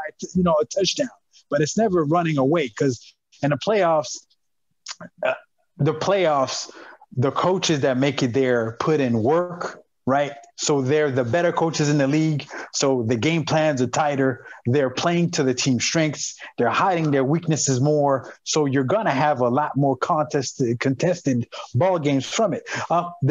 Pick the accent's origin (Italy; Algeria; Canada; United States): Canada; Montreal, Quebec; my hometown is Montreal, Quebec, Canada.